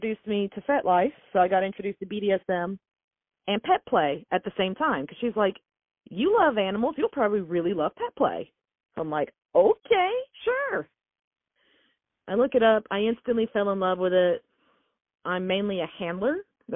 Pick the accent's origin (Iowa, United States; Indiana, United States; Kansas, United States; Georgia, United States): Georgia, United States; North; up in North Georgia, there's not a whole lot of fancy things. I think the fanciest thing we have in my hometown